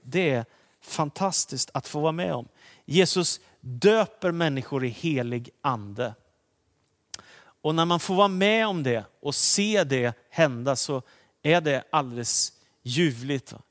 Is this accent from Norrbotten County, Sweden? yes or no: no; Danderyd, Stockholm County, Sweden; jag sitter hemma i Danderyd i Stockholm där vi bodde med min familj och där jag har vuxit upp mesta delen av min uppväxttid